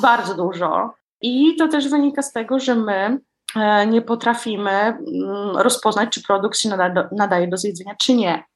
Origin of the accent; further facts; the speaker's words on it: Warmian-Masurian Voivodeship, Poland; wychowałam się tutaj u nas na Mazurach